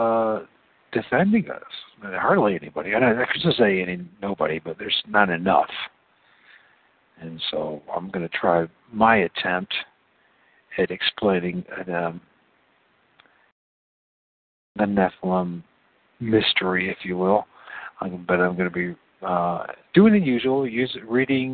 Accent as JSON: {"language": "English", "country": "United States", "said": "I'm an American"}